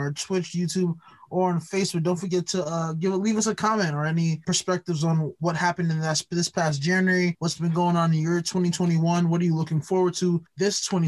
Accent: United States; as an American

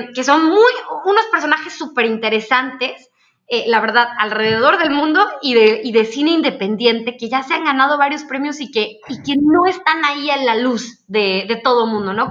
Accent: Mexico; Nosotros como mexicanos

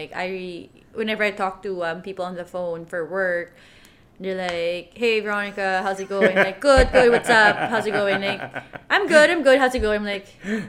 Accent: Manila, Metro Manila, Philippines; moved away as an adult; also born or lived in Vancouver, Canada; now in Toronto, Canada; I currently live in Toronto. Moved here from Vancouver, but I'm originally from Manila. Been here for 7 years now. In Canada, I mean.

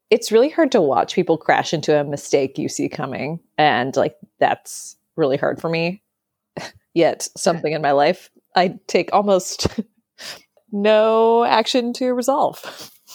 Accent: Wisconsin, United States; also born or lived in New Orleans; now in New York, United States; I lived in New Orleans before this, And I grew up in Wisconsin before that.

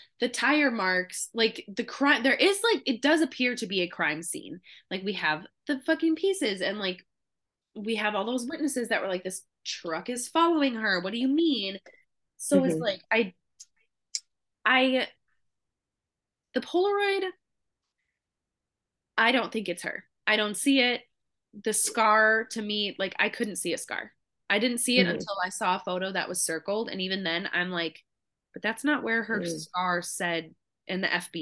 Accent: Midwest, United States; we're two girls from the Midwest

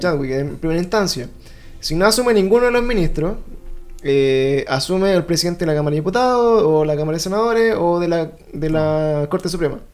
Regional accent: Puente Alto, Santiago Metropolitan Region, Chile; also born or lived in La Florida / La Reina; now in Macul, Chile; yo soy de Puente Alto, ¿cachai? O sea, nací, crecí en Puente Alto

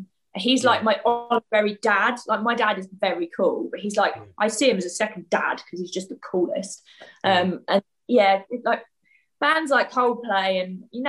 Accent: near Brighton, South East England, United Kingdom; I grew up near Brighton, but it was in a village. So it was kind of in the sticks, but then Brighton's really close. So that was kind of our main town.

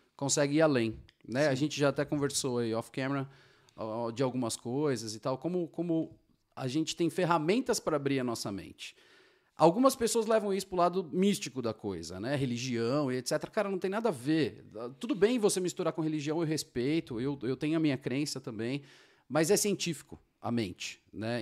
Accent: São Paulo, Brazil; moved away as an adult; now in Georgia, United States; eu sou de São Paulo, capital, e aquela selva de pedra

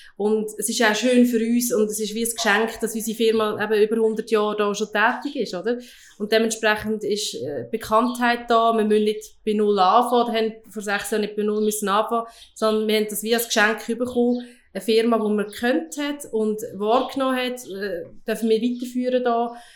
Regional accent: Lucerne, Switzerland; ich, wir sind in Luzern aufgewachsen

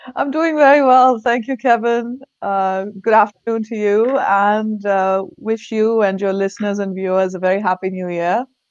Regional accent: India; English is a second language; moved away as an adult; now in Virginia, United States; I'm born and raised in India. Lived in different parts of India before moving here

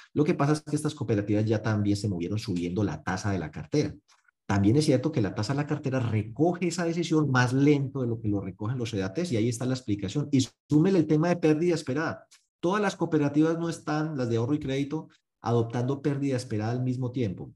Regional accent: Paisa, Antioquia, Colombia; como buen paisa

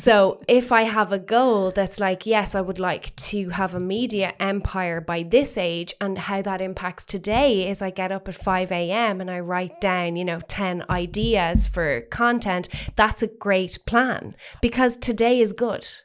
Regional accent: Waterford, Munster, Ireland; now in Dublin, Ireland; coming up to Dublin, w, having been from Waterford

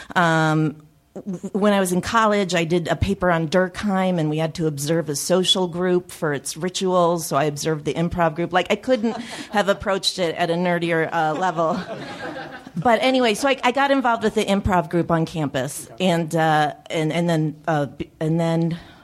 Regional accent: Chicago, Illinois, United States; I grew up in Chicago

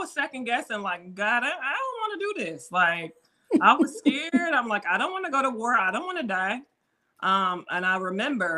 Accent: Chicago Heights, Illinois, United States; we grew up in Chicago Heights in the hood

